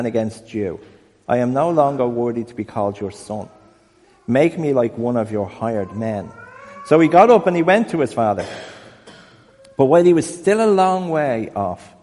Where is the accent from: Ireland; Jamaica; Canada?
Ireland; I'm Irish